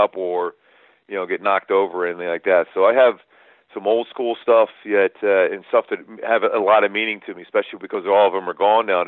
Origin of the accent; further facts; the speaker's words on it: Philadelphia, Pennsylvania, United States; We grew up in Philly